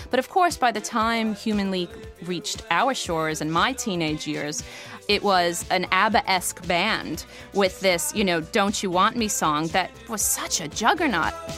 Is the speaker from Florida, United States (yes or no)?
no; Weehawken, New Jersey, United States; Growing up in Weehawken, New Jersey